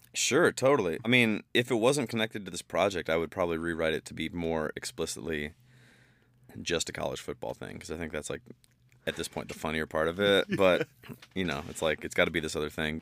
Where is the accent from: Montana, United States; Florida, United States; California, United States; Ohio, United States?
Ohio, United States; Bowling Green; I'm from Bowling Green, Ohio